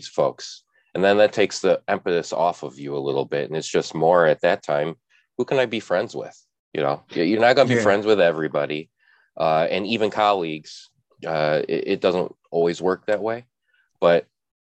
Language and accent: English; Chicago, Illinois, United States; being a Midwesterner in Chicago